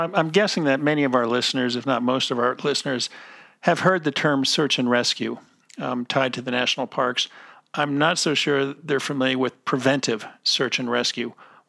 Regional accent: East Coast, United States; moved away; I'm from originally from the East Coast where there's lots of humidity

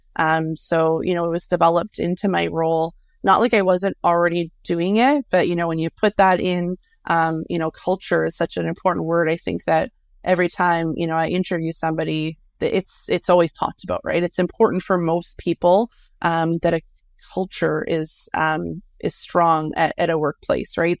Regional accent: Canada; also born or lived in near Winnipeg, Manitoba; we're Canadian, so it's kind of in our blood

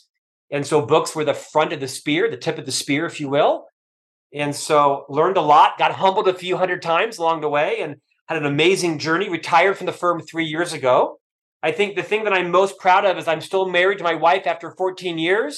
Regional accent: Orlando, Florida, United States; moved away as an adult; also born or lived in Provo, Utah / United Kingdom; Born and raised in Central Florida, Orlando.

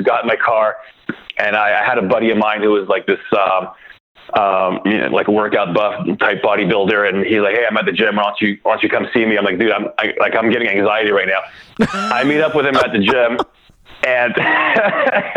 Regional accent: Canada; now in United States; I'm actually from Canada.

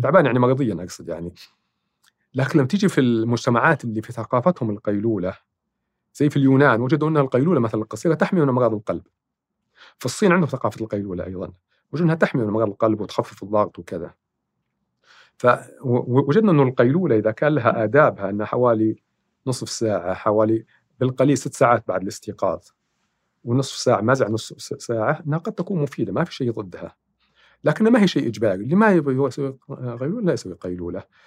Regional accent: Saudi Arabia; عندنا في السعوديه

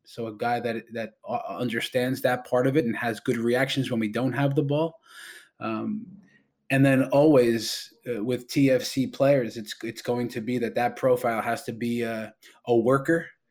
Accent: New York, United States; now in Toronto, Canada; I'm a New Yorker

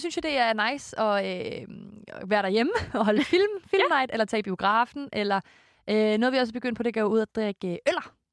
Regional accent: Korsør, Zealand, Denmark; moved away; hjemme i Kursør med min mor og morfar

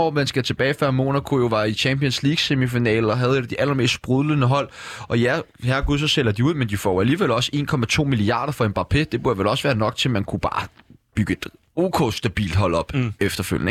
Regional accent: Denmark

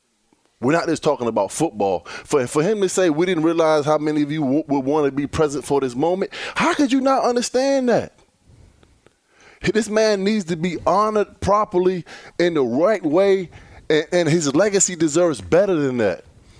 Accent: Virginia, United States; I'm from the state of Virginia.

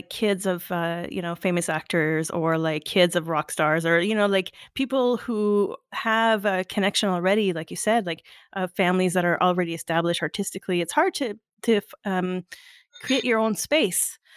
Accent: Montreal, Quebec, Canada; I'm originally from Montreal.

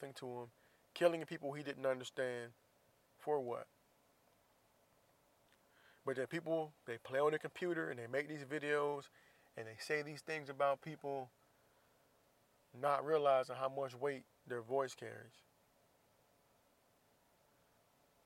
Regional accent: United States; I'm from the U.S. I'm from here. I'm from the United States of America

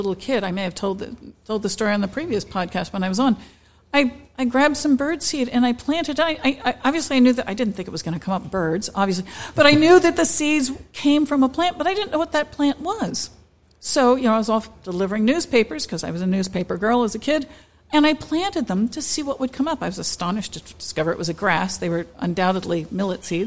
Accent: Delaware, United States; also born or lived in North Carolina; I'm originally from Delaware.

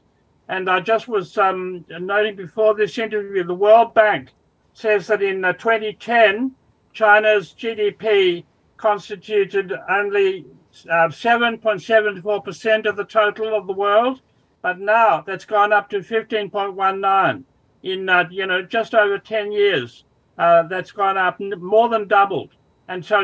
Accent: Sydney, New South Wales, Australia; also born or lived in Cambridge; I'm Australian, of course. I was born and brought up in Sydney, but I was working in Cambridge

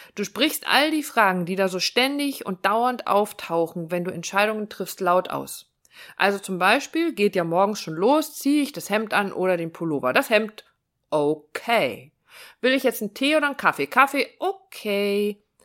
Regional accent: Northern Germany, Germany; Ich komme aus dem Norden

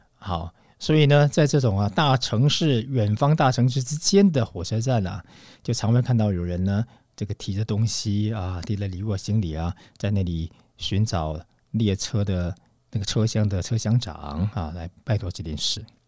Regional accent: Taiwan; moved away as an adult; also born or lived in Moscow, Russia / Saint Petersburg, Russia; 我们是从台湾来的，拿到中华民国护照的

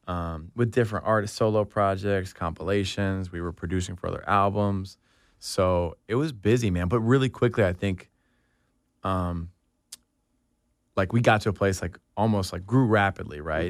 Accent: Atlanta, Georgia, United States; growing up in Atlanta

